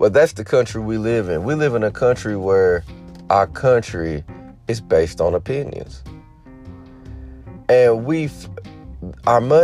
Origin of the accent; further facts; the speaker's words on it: United States; As American people